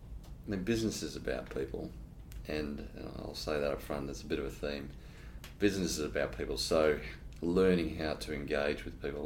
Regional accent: Darwin, Northern Territory, Australia; moved away; also born or lived in Victoria / Brisbane; My early childhood started out in Victoria. We only spent a very short period of time there, and we followed Dad's job. He's a worked for CSIRO, so a lot of our early childhood was in Darwin, Catherine. We lived on research stations.

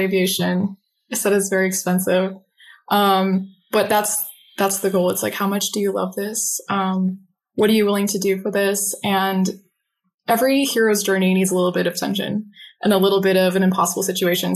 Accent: Phoenix, Arizona, United States; I'm currently in Phoenix, Arizona, um, I've never left

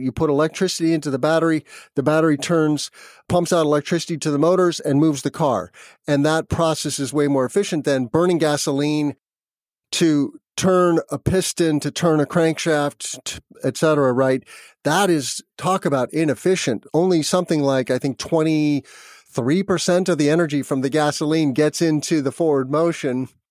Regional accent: New Mexico, United States; now in Midwest, United States; I grew up in New Mexico near the Rocky Mountains

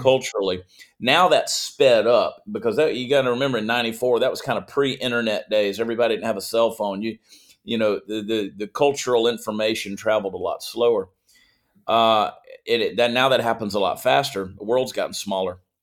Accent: Augusta, Georgia, United States; also born or lived in New Jersey / Columbia, South Carolina; grew up in Georgia

